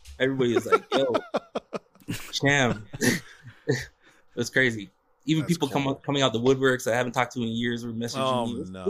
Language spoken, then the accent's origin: English; Toronto, Ontario, Canada; RJ Barrett's from the city. I'm from Toronto.